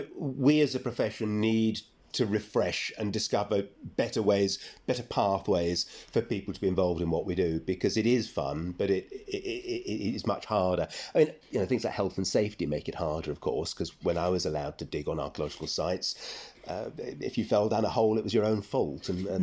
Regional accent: London, United Kingdom; And then I'm a townie, I'm from London

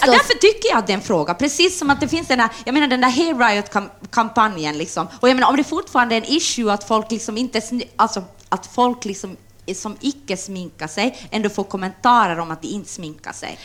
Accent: Jakobstad, Ostrobothnia, Finland; now in Helsinki, Finland; jag är från Österbotten och när jag kom hit så, så förstod jag inte ens vad folk sa.

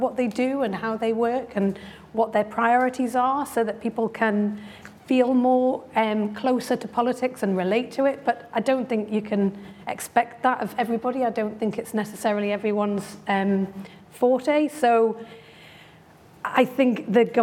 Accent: Newcastle upon Tyne, North East England, United Kingdom; I remember growing up in Newcastle

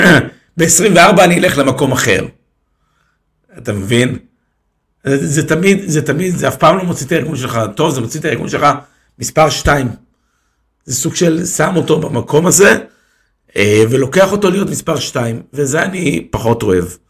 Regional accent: Israel; אנחנו כישראלים

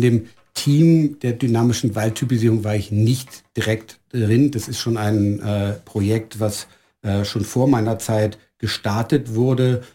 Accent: Germany; moved away as an adult; now in Styria, Austria; bin ich kein gebürtiger Österreicher, sondern ich bin in Deutschland geboren und aufgewachsen, äh, lebe aber mittlerweile seit knapp 18 Jahren mit meiner Familie in der Steiermark.

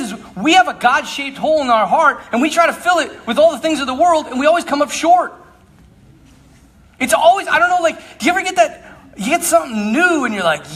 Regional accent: Bismarck, North Dakota, United States; Bismarck, North Dakota, where I'm from

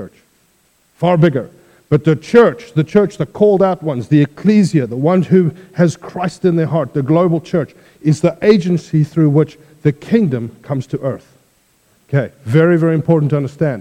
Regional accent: South Africa; moved away as an adult; I originally come from South Africa. I've now been here 10 years

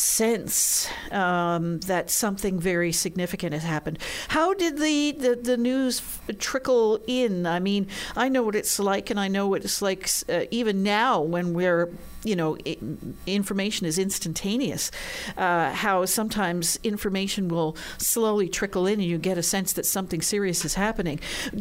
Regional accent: Montreal, Quebec, Canada; also born or lived in Newfoundland; I can remember, you know, being back in Newfoundland that summer because I was growing up in Montreal at the time. But that summer coming home to Newfoundland and still feeling that sense of heaviness in the air.

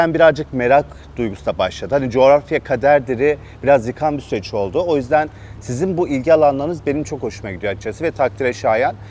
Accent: Ankara, Turkey; Ankara'da doğup büyüdüm ama hani anne baba Elazığlı.

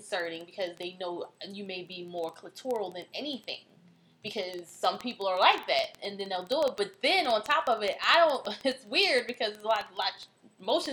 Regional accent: Baltimore, Maryland, United States; we're from here

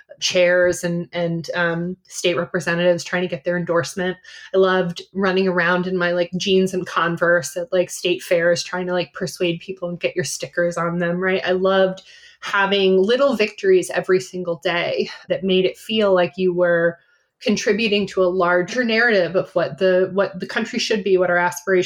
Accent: Cedar Rapids, Iowa, United States; also born or lived in New England; I was born in New England. But I have lived all over the country, West Coast, Midwest. I really consider myself somebody who grew up in the Midwest. I went to high school in Cedar Rapids, Iowa.

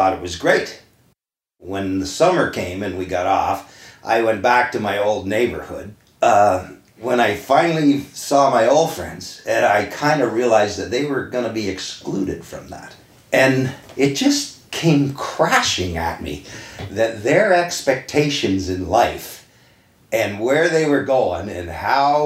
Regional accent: Kingston, Ontario, Canada; I was born in Kingston in the North End. That's where I grew up till I was 13

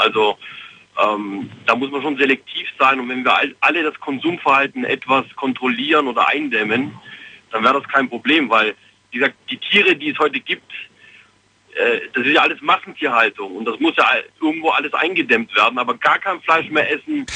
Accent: Fellbach, Baden-Württemberg, Germany; ich komme aus Fellbach.

